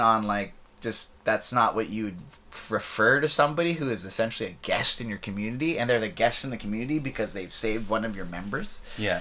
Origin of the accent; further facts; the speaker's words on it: interior of British Columbia, Canada; I'm from Sycas First Nation uh, in the interior of British Columbia